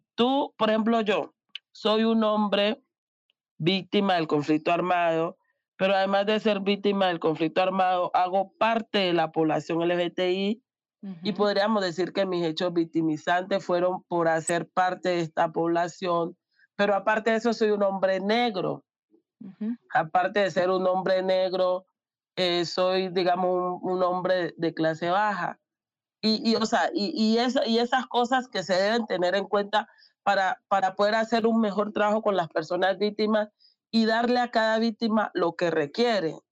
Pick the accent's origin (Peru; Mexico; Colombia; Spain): Colombia; Amazonas; Soy indígena del Amazonas